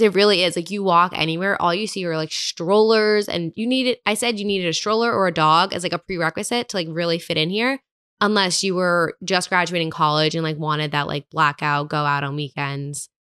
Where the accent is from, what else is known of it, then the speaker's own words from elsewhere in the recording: Hillsborough, New Jersey, United States; moved away as an adult; also born or lived in New York City; now in Hoboken, United States; I'm from New Jersey